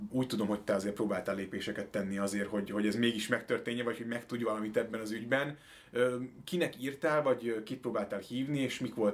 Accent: Switzerland; Hungarian is a second language; moved away as an adult; also born or lived in Italy; now in Budapest, Hungary; én Svájcban nőttem föl, de olasz vagyok, igen.

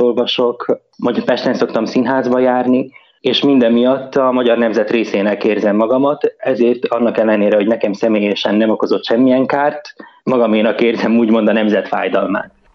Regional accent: Lendava, Mura, Slovenia; moved away as an adult; now in Luxembourg; Szlovéniába születtem

